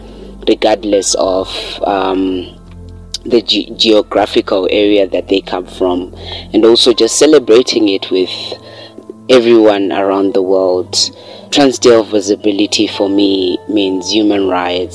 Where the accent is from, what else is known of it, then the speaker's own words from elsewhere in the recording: Zimbabwe; I'm from Zimbabwe, coming from Azowe